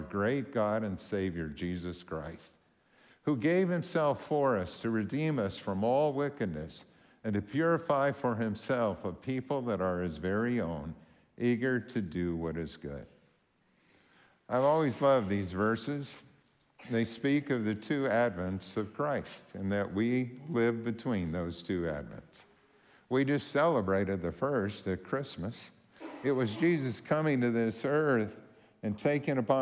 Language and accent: English; Warren, Minnesota, United States; moved away; I'm from Warren